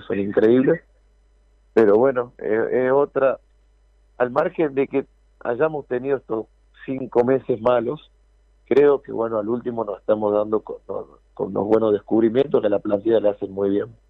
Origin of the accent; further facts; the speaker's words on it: Argentina; moved away; Nosotros a veces los argentinos